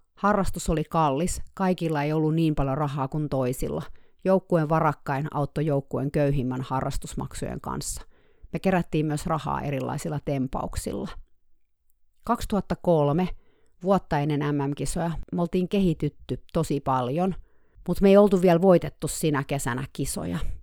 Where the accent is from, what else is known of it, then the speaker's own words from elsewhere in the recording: Finland; moved away as an adult; now in California, United States; mä tulin Suomesta